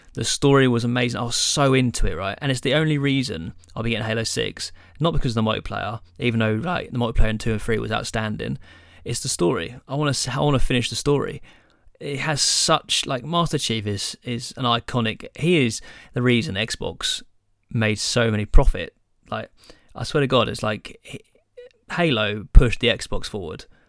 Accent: England, United Kingdom; we're English

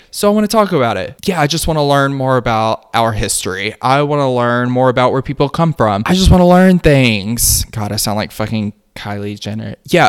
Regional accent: the South, United States; It's, again, still a part of growing up in the South and being a queer person in the South and just finding my way.

